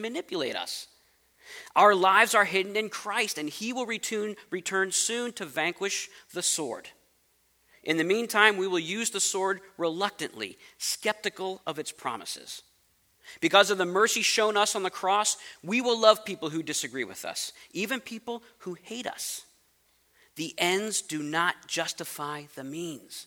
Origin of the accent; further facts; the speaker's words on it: United States; I'm American